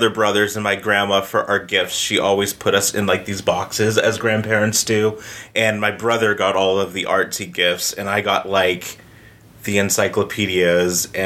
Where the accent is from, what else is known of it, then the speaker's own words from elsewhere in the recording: Townsend, Massachusetts, United States; also born or lived in Georgia; now in Austin, United States; I grew up in Massachusetts